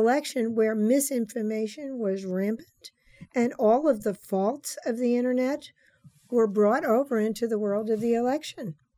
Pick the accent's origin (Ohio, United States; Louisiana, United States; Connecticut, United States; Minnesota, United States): Louisiana, United States; New Orleans; moved away; also born or lived in California; my return to my hometown that I wrote The Witching Hour, and all of my love for New Orleans coming home after thirty years in California